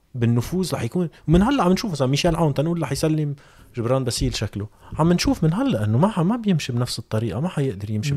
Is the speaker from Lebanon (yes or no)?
yes; Lebanon; نحن كلبنانيه